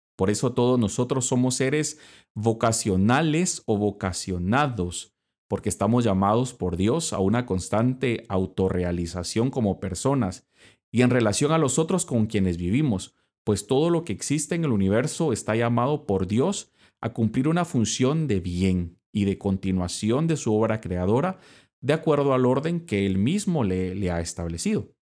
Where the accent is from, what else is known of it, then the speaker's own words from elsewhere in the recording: Guatemala; moved away; soy fraile dominico y soy de Guatemala